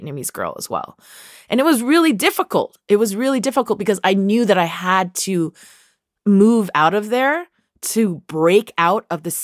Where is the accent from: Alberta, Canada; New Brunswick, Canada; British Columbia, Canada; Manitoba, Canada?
British Columbia, Canada; Vancouver; Growing up in Vancouver in the 80s, well, we grew up in Chinatown